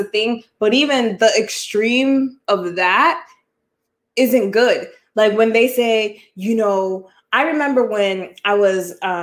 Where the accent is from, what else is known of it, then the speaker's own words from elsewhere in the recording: United States; As an American